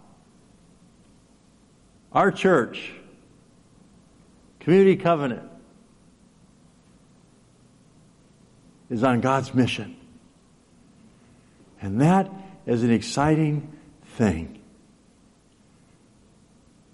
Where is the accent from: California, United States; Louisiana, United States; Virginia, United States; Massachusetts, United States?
California, United States; Los Angeles; now in Alaska, United States; I grew up in Los Angeles